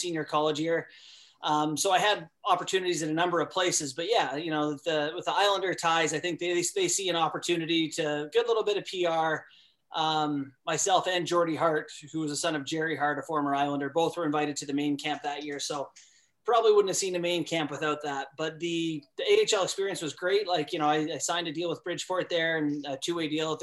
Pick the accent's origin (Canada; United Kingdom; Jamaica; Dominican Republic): Canada; moved away; also born or lived in Alaska; growing up in Canada and then living in Alaska